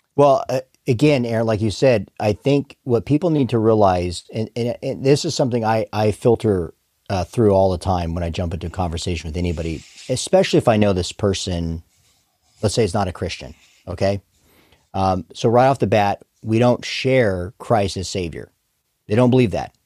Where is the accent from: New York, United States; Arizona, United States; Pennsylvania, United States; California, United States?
Arizona, United States; I hail from Arizona originally